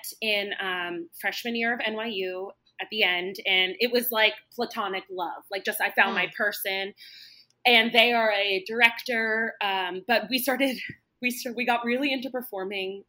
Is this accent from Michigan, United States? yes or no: no; Ridley, Pennsylvania, United States; also born or lived in New York City; I'm from Philadelphia, I grew up mainly in a suburb